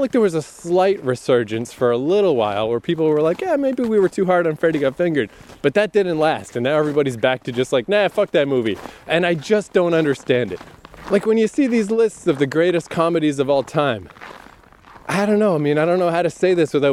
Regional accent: Canada; I'm Canadian

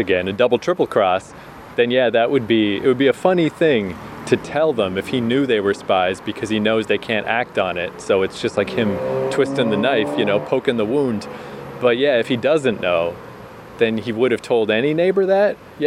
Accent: Canada; moved away; also born or lived in New York; as a Canadian

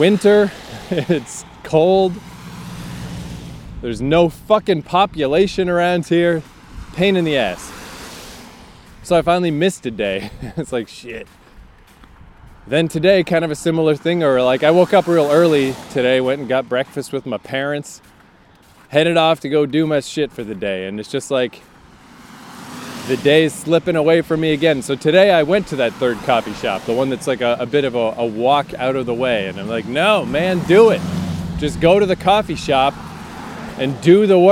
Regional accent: Fredericton, New Brunswick, Canada; my hometown of Fredericton.

